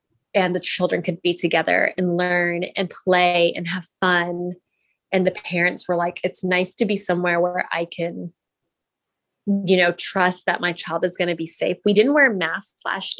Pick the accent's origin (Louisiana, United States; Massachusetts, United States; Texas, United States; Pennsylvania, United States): Texas, United States; I'm Indian, but I was born and raised in Texas